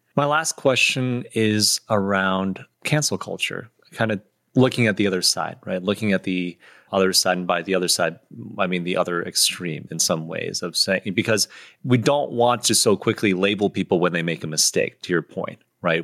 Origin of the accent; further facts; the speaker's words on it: Michigan, United States; I grew up in Michigan, too